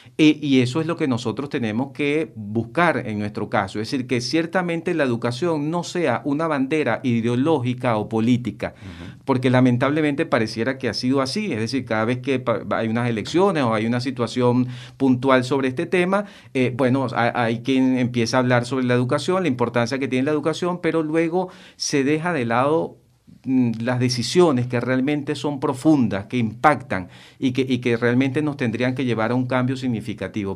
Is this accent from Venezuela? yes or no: yes; Venezuela; como venezolanos